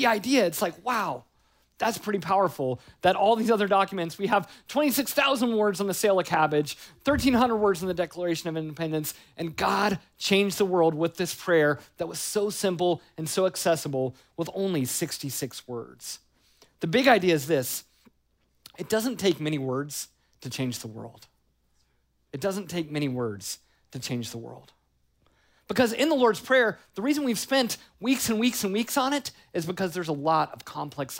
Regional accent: United States; us as Americans

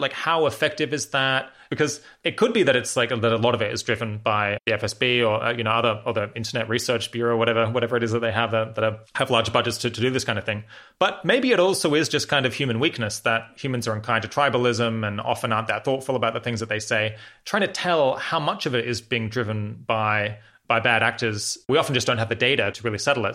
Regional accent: Australia; moved away; I'm originally from Australia.

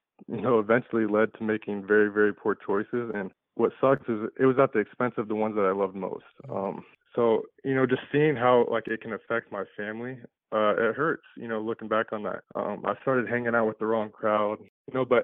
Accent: Des Moines, Iowa, United States; I was born and raised in Des Moines, Iowa

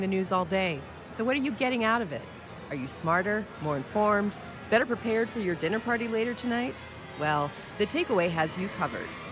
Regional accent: United States; as an American

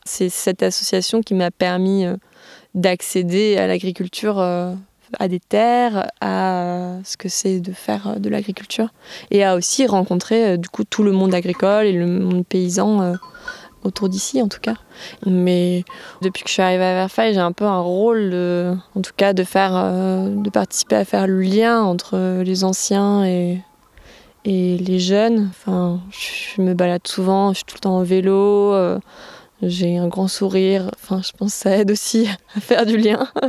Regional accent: Aveyron, Occitania, France; also born or lived in Albi; now in Verfeil-sur-Seye, France; je suis née à Albi et j'ai grandi euh, dans l'Aveyron

